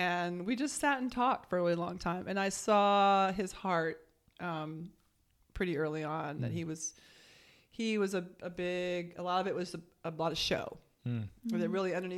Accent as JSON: {"language": "English", "region": "California", "country": "United States", "also_born_or_lived": "Norfolk, Virginia", "moved": "as an adult", "said": "I'm from California originally"}